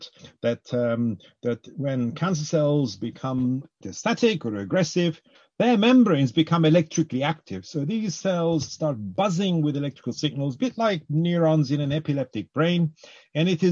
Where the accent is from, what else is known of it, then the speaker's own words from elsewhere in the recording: Cyprus; now in United Kingdom; I grew up in Cyprus